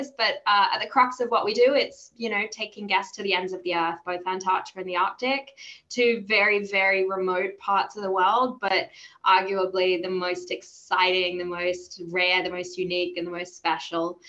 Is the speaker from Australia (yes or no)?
yes; Australia; moved away as an adult; now in London, United Kingdom; I'm not from the UK. You might hear from my accent. I am Australian